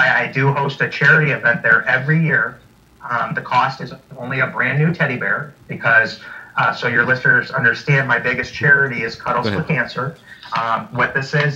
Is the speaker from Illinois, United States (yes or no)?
yes; Chicago, Illinois, United States; moved away; I'm originally from Chicago. That was my stomping grounds.